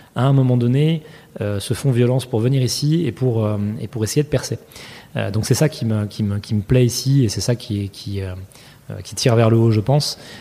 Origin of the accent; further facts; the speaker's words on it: France; moved away as an adult; now in New York, United States; quand on est français et qu'on vient ici